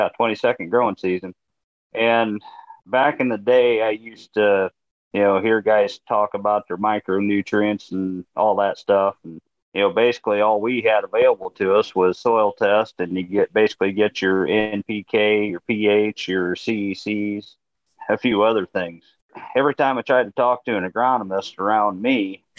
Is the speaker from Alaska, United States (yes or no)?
no; Albion, Indiana, United States; I'm from Northeast Indiana, as you said, around Albion